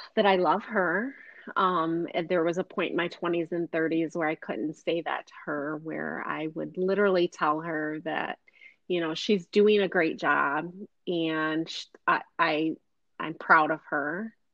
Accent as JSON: {"language": "English", "town": "Flint", "region": "Michigan", "country": "United States", "tie": "born or raised there", "said": "I grew up in Flint"}